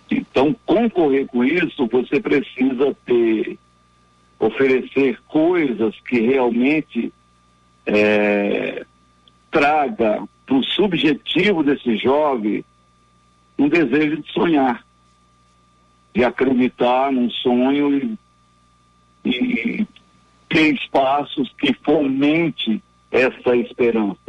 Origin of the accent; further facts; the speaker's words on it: Ceará, Brazil; now in São Paulo, Brazil; na minha terra natal, Ceará